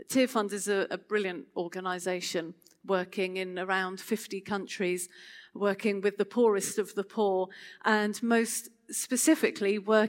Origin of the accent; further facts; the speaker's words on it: Chichester, South East England, United Kingdom; So just to tell you a little bit about myself, I come from Chichester and live there with my family